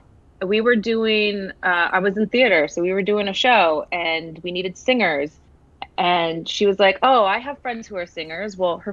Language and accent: English; Milwaukee, Wisconsin, United States; Milwaukee, Wisconsin.